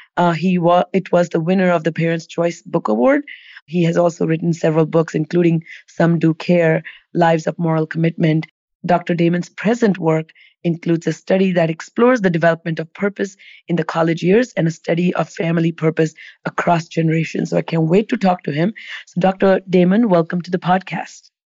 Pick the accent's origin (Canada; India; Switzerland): India; moved away as an adult; I grew up in India